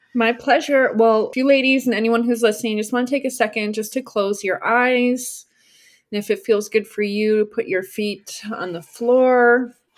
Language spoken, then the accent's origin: English; New Jersey, United States; moved away; also born or lived in Austin, Texas / Denver, Colorado; I grew up in New Jersey